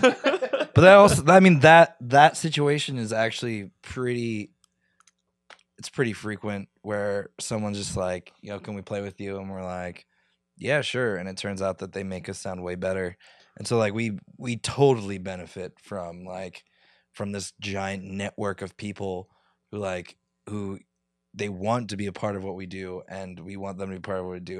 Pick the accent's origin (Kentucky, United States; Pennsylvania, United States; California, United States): Pennsylvania, United States; near Philadelphia; I grew up near Philly